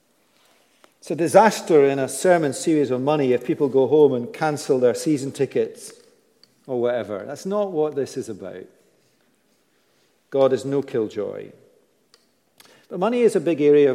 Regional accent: United Kingdom; we're British

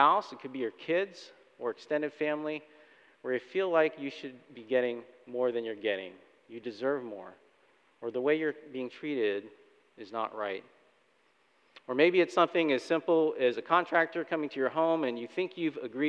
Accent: Florida, United States; moved away as an adult; also born or lived in Chicago suburbs, Illinois; Debbie and I were born and raised in Florida

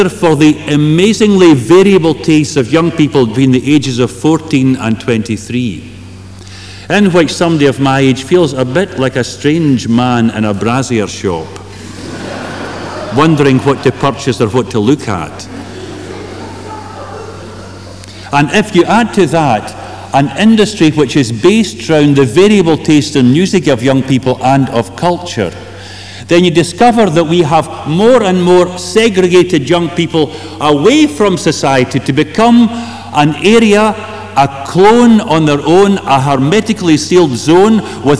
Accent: Kilmarnock, Scotland, United Kingdom; moved away; my hometown of Kilmarnock

